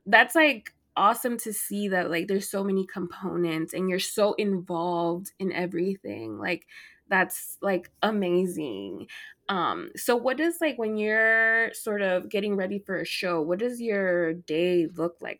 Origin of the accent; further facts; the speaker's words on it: Dallas, Texas, United States; I'm from Dallas